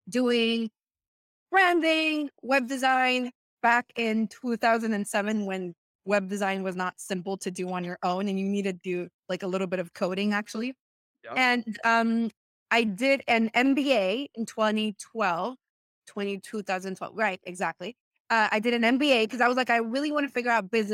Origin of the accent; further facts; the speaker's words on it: Venezuela; English is a second language; moved away as an adult; now in United States; I am from Venezuela. I came to the US in 2015